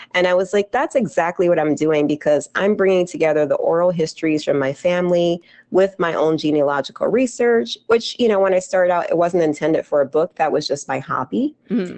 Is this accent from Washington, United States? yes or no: no; New Jersey, United States; since I was a little girl growing up in Jersey